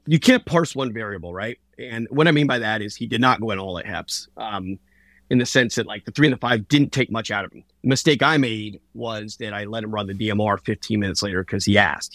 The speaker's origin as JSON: {"language": "English", "region": "Southeast", "country": "United States", "moved": "yes", "said": "I'm from the Southeast"}